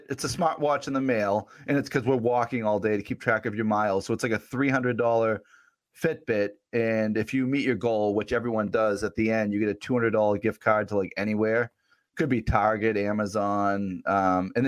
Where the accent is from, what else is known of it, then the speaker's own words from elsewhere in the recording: Boston, Massachusetts, United States; I'm from the Boston area